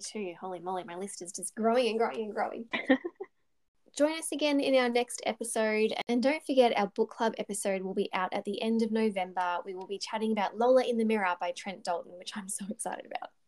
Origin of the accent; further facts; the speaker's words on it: Bendigo, Victoria, Australia; my hometown of Bendigo